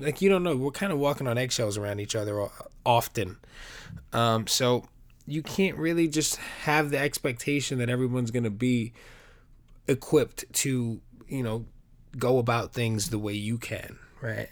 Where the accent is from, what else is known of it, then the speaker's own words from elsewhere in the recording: New York, United States; I'm a New Yorker